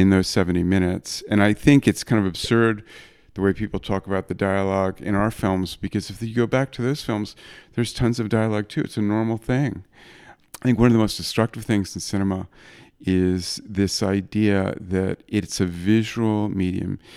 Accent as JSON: {"language": "English", "region": "New York", "country": "United States", "tie": "born or raised there", "also_born_or_lived": "Madrid", "said": "my hometown of New York"}